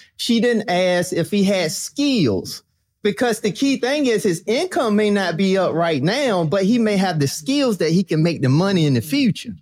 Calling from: Virginia, United States; I'm calling in from Virginia

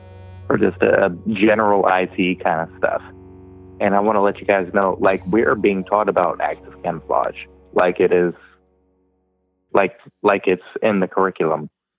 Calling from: Indiana, United States

